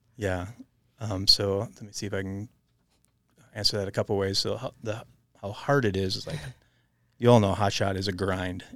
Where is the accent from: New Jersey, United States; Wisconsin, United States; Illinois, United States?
Wisconsin, United States; southern; moved away as an adult; also born or lived in Montana; growing up in Wisconsin